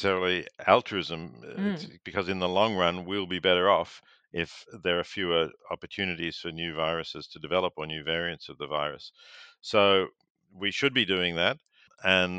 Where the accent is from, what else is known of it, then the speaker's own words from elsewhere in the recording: Victoria, Australia; Growing up in Victoria